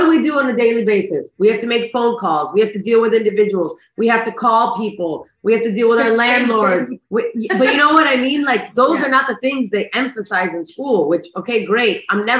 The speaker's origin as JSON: {"language": "English", "country": "United States", "tie": "born there", "said": "even though I was born in the United States, I still got that immigrant blood."}